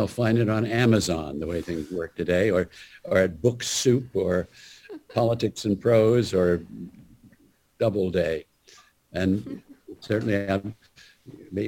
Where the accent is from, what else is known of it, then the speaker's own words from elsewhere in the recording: Los Angeles, California, United States; I grew up in Hollywood